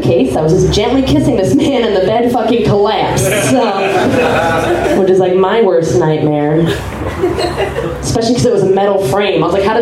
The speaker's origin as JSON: {"language": "English", "town": "Chicago", "region": "Illinois", "country": "United States", "moved": "yes", "lives_now": "Austin, United States", "said": "I'm from Chicago"}